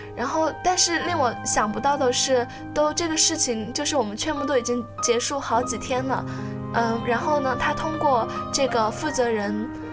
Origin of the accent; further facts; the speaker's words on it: Sichuan, China; 我是四川人，然后我呢，在那个五幺二地震中，然后我家的房子也就垮塌了